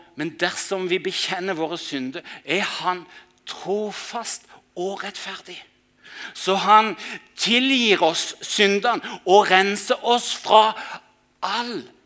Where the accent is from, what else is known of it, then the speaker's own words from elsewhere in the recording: Mandal, Agder, Norway; hjembyen min Mandal